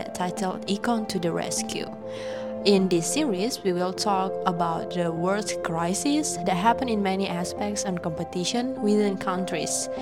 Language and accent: English; Indonesia; moved away as an adult; now in Taiwan; I came from Indonesia